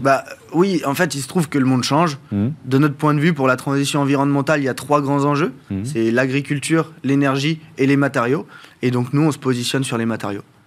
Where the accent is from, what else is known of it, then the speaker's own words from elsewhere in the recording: France; je suis originaire de la bête du Mont-Saint-Michel